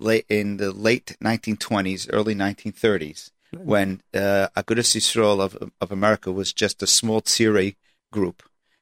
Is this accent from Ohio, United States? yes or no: no; New York City, New York, United States; also born or lived in Monsey; now in Passaic, United States; while I was growing up in Washington Heights